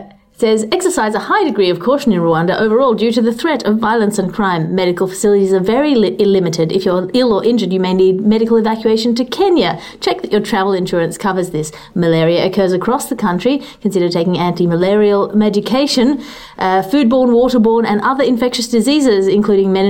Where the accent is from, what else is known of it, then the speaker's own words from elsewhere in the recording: Australia; As an Australian